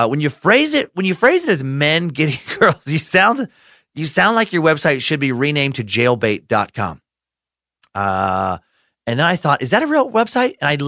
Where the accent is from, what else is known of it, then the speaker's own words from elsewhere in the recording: Riggins, Idaho, United States; my hometown, Riggins, Idaho. Only has about 1,400 residents today.